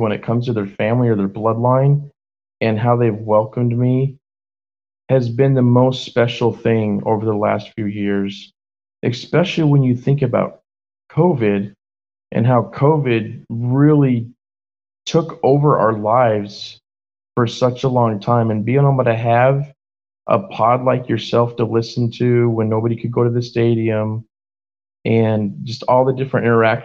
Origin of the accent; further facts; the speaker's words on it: United States; also born or lived in Naples, Italy; I'm American